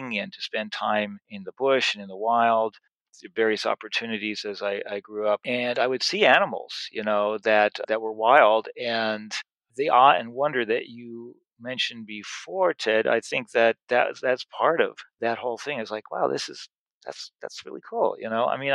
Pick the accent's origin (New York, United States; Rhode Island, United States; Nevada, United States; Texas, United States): New York, United States; New York City; I grew up in Washington Heights in New York City